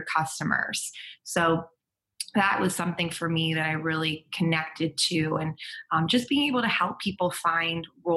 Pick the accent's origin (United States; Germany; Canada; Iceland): United States; East Coast; now in San Diego, United States; I'm from the East Coast